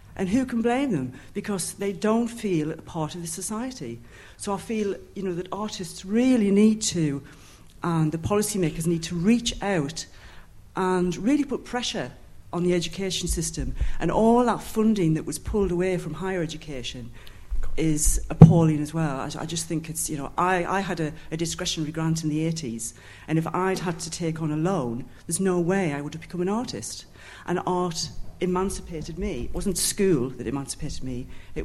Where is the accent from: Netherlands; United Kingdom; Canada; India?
United Kingdom; Newcastle, North East England; I'm an artist from Newcastle as well.